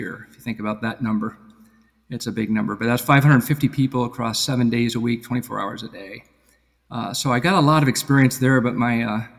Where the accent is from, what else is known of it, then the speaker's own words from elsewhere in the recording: Seattle, Washington, United States; moved away as an adult; also born or lived in Boston area, Massachusetts; now in Massachusetts, United States; I was born out in Seattle, Washington, actually, and worked out there when I went to undergrad